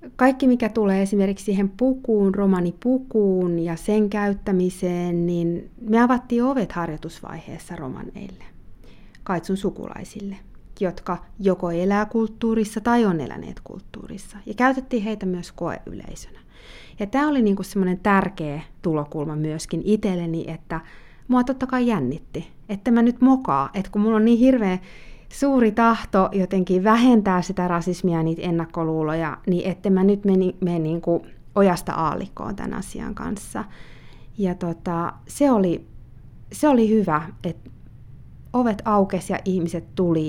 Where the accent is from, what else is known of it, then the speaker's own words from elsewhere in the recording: Helsinki, Uusimaa, Finland; moved away; also born or lived in Spanish-speaking countries; Eli olen syntynyt Helsingissä ja äitini on suomalainen ja isäni on Kolumbiasta ja oon saanut myös elää paljon espanjankielisissä maissa elämäni aikana. Tällä hetkellä asun Helsingissä